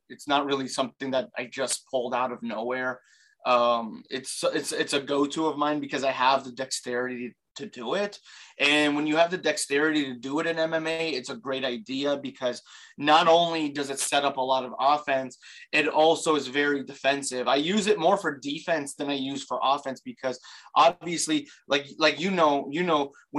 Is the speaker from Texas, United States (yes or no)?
no; Baton Rouge, Louisiana, United States; I'm originally from Baton Rouge, Louisiana.